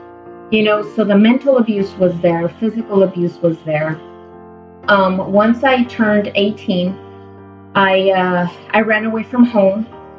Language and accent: English; Guatemala; English is a second language; also born or lived in El Salvador; Growing up in Guatemala and El Salvador, I was always taught, you know, that you have to be a lady, and then you're going to be a good wife